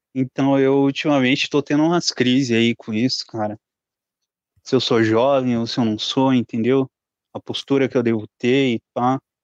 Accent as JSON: {"language": "Portuguese", "town": "Curitiba", "region": "Paraná", "country": "Brazil", "said": "Eu sou de Curitiba"}